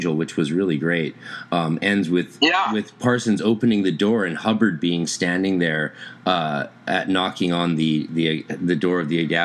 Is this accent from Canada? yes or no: yes; North Vancouver, British Columbia, Canada; You and I are both North Shore boys. I grew up on East 13th, 313 East 13th off Lonsdale Ave